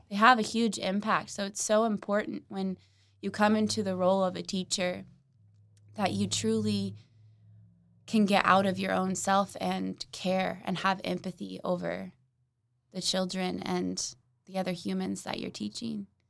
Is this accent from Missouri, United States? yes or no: no; Oklahoma City, Oklahoma, United States; I grew up in North Oklahoma City